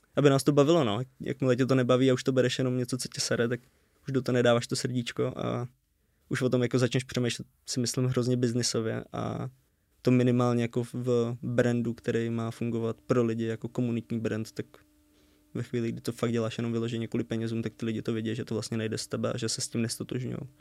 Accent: Červený Kostelec, Hradec Králové Region, Czechia; moved away as an adult; now in Brno, Czech Republic; v Červeném kostelci, odkud jsme.

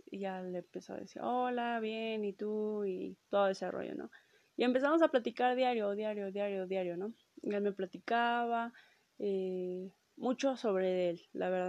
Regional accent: Mexico; Este, soy de México, tú de dónde eres, ¿no?

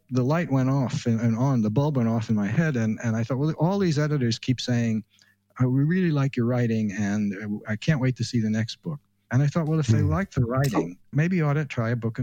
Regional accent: near Roosevelt Raceway, New York, United States; I grew up near Roosevelt Raceway, the old harness track, and we used to sneak in there when we were high school kids

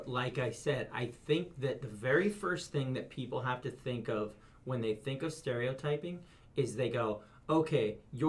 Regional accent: Oregon, United States; People say, where are you from? And I go, oh, Oregon.

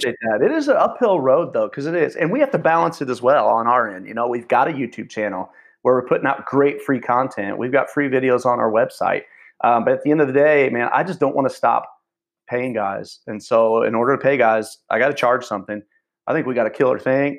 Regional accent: near Champaign, Illinois, United States; ended up in Champaign, which was the biggest city near where I grew up in Champaign, Illinois

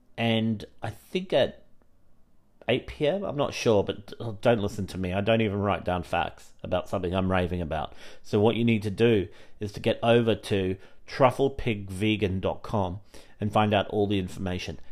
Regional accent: Australia; now in United Kingdom; I grew up in Australia

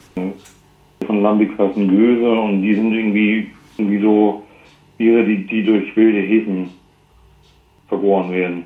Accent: Bremen, Germany; Ich bin Bremer

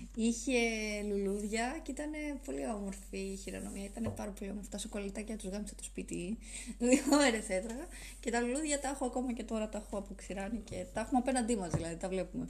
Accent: Athens, Attica, Greece; Εγώ γεννήθηκα στην Αθήνα

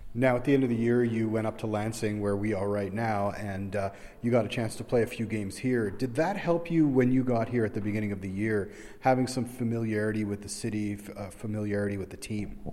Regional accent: Toronto, Ontario, Canada; I'm from Toronto

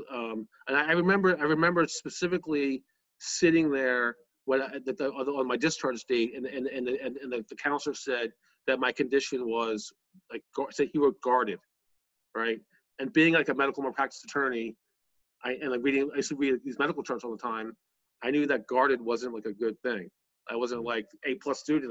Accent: Bucks County, outside Philadelphia, Pennsylvania, United States; I grew up outside of Philly in, in Bucks County

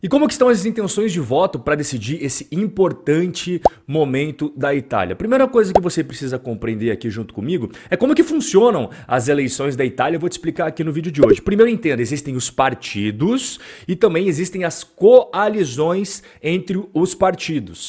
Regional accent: Brazil; Nós que somos brasileiros

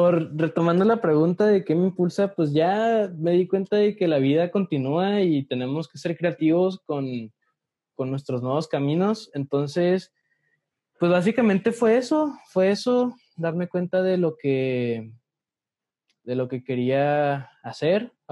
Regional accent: interior of the Republic, Mexico; si venimos del interior de la República decimos México para referirnos a la Ciudad

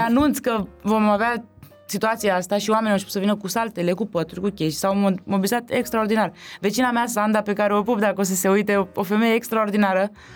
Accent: Romania; ai mei și eu provin de undeva de lângă București

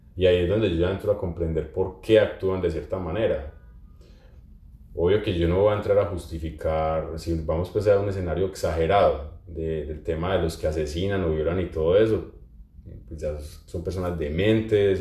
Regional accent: Pereira, Risaralda, Colombia; moved away; mi ciudad de origen, en, en Pereira

